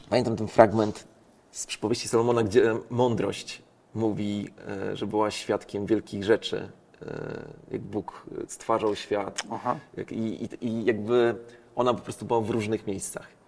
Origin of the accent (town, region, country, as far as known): Poland